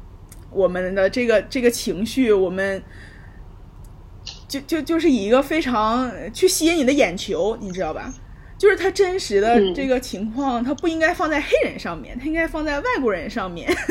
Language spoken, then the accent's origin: Chinese; Xinjiang, China; 可能我们有新疆人，我们就是新疆人也那个什么高鼻深目，就是跟欧洲人长得也有点像，所以我们对于他们的接受度更高。